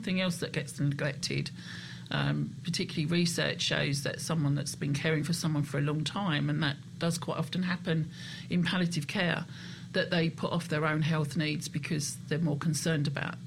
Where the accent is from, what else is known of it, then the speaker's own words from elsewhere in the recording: United Kingdom; We're British